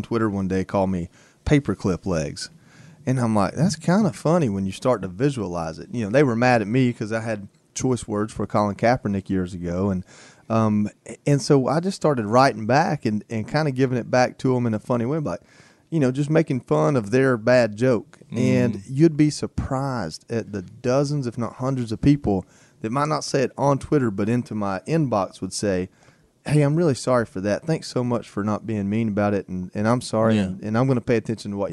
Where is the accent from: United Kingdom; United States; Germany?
United States; Dalton, Georgia; moved away; my hometown. I talk about Dalton, Georgia all the time